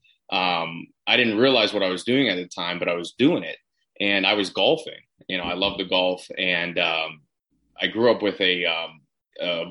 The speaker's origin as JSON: {"language": "English", "town": "Pittsburgh", "region": "Pennsylvania", "country": "United States", "also_born_or_lived": "Orange County, California / Cherry Hill, New Jersey", "moved": "as an adult", "said": "I'm from Pittsburgh, Pennsylvania originally"}